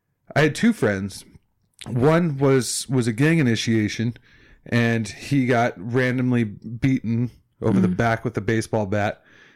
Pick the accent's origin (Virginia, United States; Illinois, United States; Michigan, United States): Illinois, United States; Chicago; I grew up in Chicago, right? And we lived three blocks from like the borderline west side of Chicago.